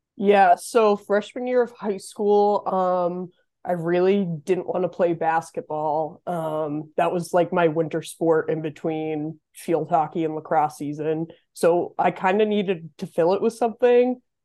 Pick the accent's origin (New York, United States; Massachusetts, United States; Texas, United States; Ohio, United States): Massachusetts, United States; moved away as an adult; now in Potsdam, United States; I'm originally from Massachusetts. Um, I grew up in a really tiny town about an hour west of Boston